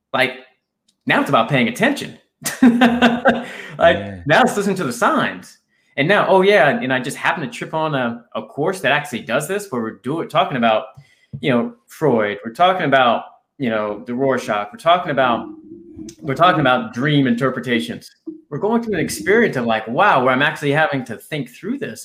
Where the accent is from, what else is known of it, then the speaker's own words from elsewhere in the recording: right outside Washington D.C., Virginia, United States; I grew up in in Virginia, right outside Washington D.C. Uh, here in the U.S.